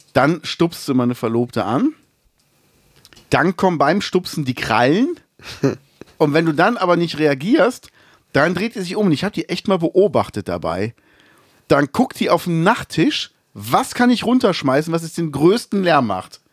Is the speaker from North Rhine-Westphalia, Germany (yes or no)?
yes; Cologne, North Rhine-Westphalia, Germany